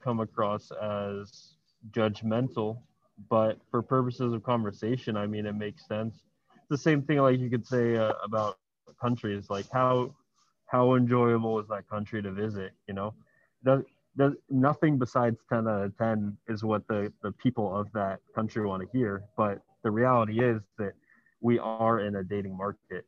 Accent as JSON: {"language": "English", "town": "Miami", "region": "Florida", "country": "United States", "moved": "as an adult", "lives_now": "Medellín, Colombia", "said": "I'm from Miami originally"}